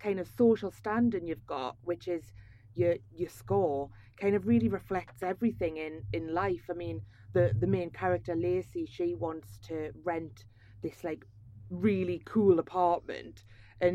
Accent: Tyneside, North East England, United Kingdom; accent: Geordie; now in London, United Kingdom; I'm from like Tyneside

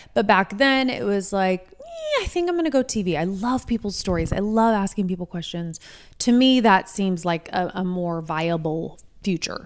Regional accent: Indianapolis, Indiana, United States; also born or lived in Martinsville, Indiana; I grew up, I was raised in Indianapolis, until I was about eleven.

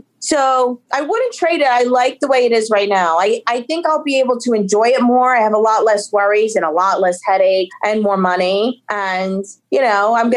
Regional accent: Paterson, New Jersey, United States; we grew up in Patterson together

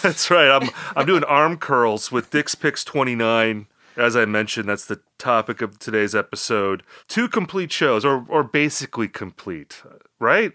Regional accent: Midwest, United States; Rob and I, you know, we're both from the Midwest

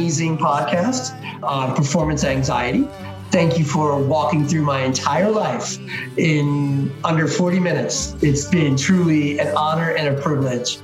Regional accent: New Jersey, United States; Born and raised in New Jersey. Lived mostly in South Jersey.

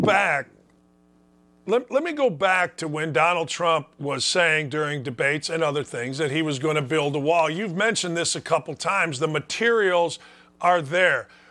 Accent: Chicago, Illinois, United States; also born or lived in Gary, Indiana; I grew up in Chicago.

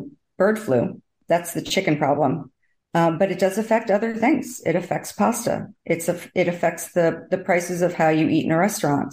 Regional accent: Northeast, United States; now in Miami, United States; where I grew up in the Northeast, close to New York City

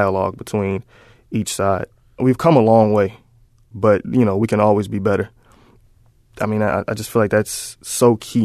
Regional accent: Mississippi, United States; moved away as an adult; now in Dallas, United States; I was born and raised in Mississippi

